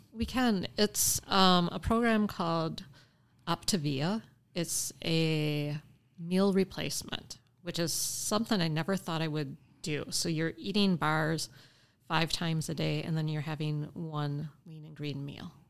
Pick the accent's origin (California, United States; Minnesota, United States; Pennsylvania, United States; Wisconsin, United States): Wisconsin, United States; Appleton; I was born and raised in Appleton, Wisconsin. So I am definitely homegrown here